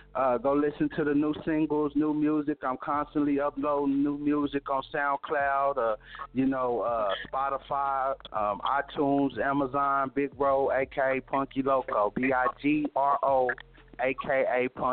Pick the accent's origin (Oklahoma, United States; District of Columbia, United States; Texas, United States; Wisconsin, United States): Oklahoma, United States; Tulsa; I'm from Tulsa, Oklahoma.